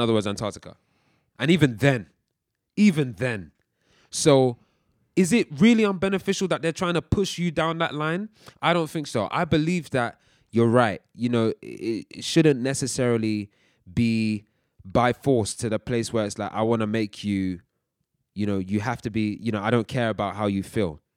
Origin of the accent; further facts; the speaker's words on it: United Kingdom; also born or lived in Nigeria (ancestry); we're Nigerians, uh, we're also British and we're proud of both.